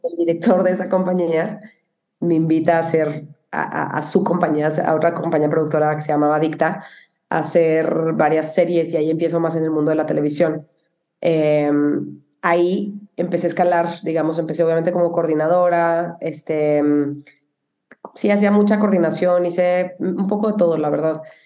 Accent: Cuauhtémoc, Chihuahua, Mexico; moved away; also born or lived in Monterrey; soy de Chihuahua.

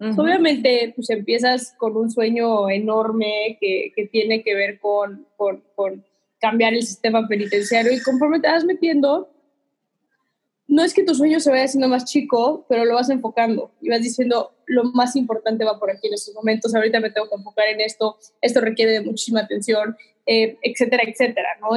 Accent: Mexico; Soy mexicana de corazón, amo ser mexicana

